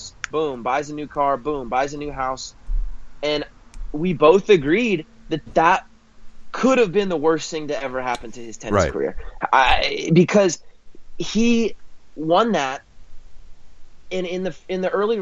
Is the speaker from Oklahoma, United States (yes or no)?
yes; Oklahoma, United States; I'm from Oklahoma